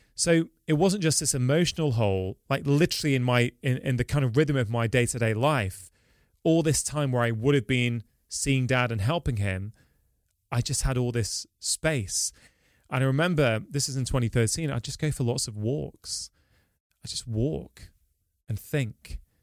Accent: Manchester, North West England, United Kingdom; I'm born and bred in Manchester. I've lived here my entire life.

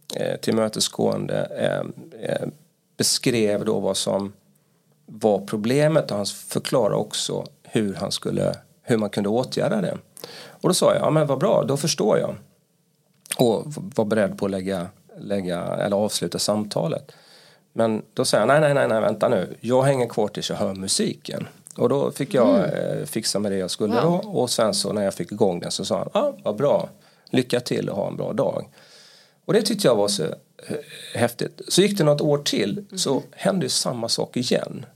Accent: Halmstad, Halland County, Sweden; accent: Halmstad dialect; now in Stockholm, Sweden; Jag kommer från Halmstad kanske kommer höras på min eh, dialekt

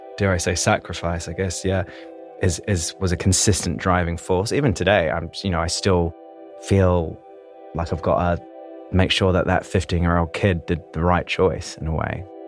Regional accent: Christchurch, Canterbury, New Zealand; moved away; I come from Christchurch, New Zealand, originally

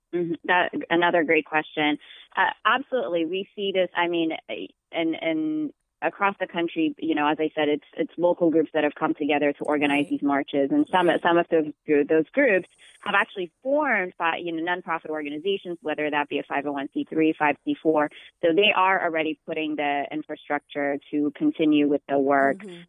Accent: Ethiopia; now in Boston, United States; I'm originally from Ethiopia. I became a citizen this past fall

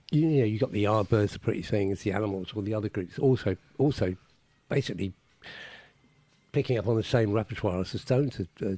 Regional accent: London, United Kingdom; where I was brought up in South East London. And it's funny, I'm 3 years younger than Andrew

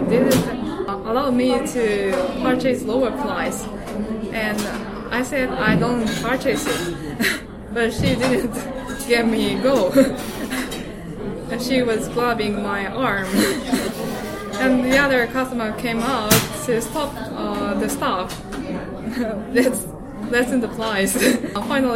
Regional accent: Yokohama, Kanagawa, Japan; also born or lived in Kobe, Japan; I'm from Yokohama, Japan. I was born in Kobe, which is located western side of Japan

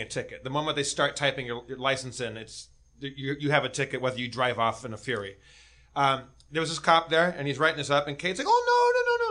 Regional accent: Los Angeles, California, United States; I'm from Los Angeles

